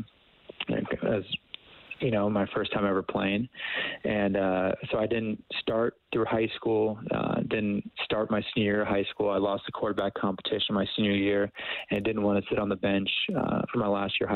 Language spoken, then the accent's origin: English; Camarillo, California, United States; moved away as an adult; also born or lived in Calgary, Canada; growing up in Camarillo was great